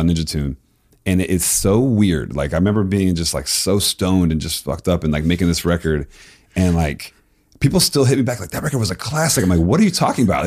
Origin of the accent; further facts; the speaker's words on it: Florida, United States; moved away; also born or lived in Tennessee / East Coast; I loved, like, Miami bass music growing up in Florida.